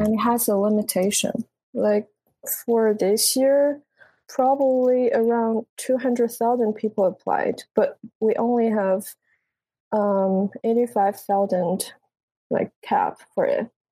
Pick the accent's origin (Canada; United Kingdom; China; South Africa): China; southern China; English is a second language; moved away as an adult; now in United States; I grew up in in China, like southern part